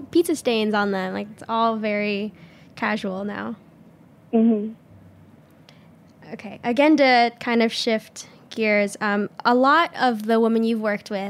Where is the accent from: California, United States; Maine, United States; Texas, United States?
California, United States; Southern; moved away; I'm actually from Southern California